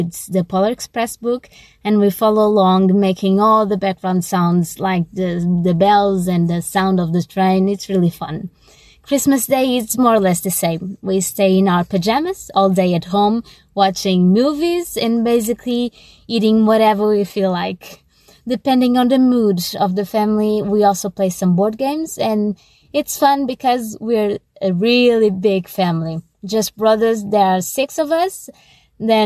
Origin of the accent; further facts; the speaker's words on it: Portugal; I'm from Portugal